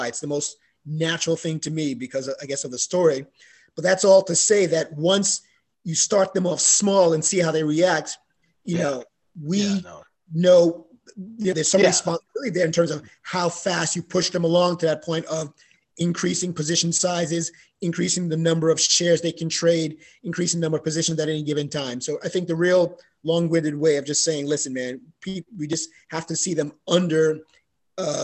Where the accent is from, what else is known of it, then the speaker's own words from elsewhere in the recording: New York City, New York, United States; I grew up in the Bronx